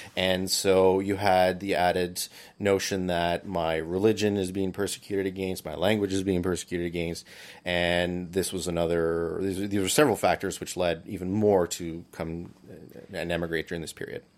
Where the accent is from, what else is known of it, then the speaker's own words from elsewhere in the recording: Barry's Bay, Ontario, Canada; also born or lived in Peterborough / Ottawa; I was born here in Barry's Bay, and I grew up in town